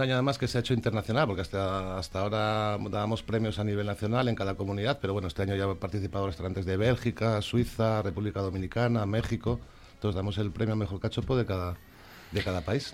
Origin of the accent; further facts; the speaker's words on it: Arriondas, Asturias, Spain; mi pueblo, en Hueses, en Arriondas.